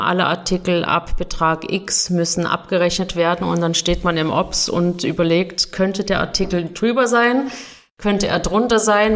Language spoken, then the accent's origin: German; Germany; now in Switzerland; bin ich Deutsche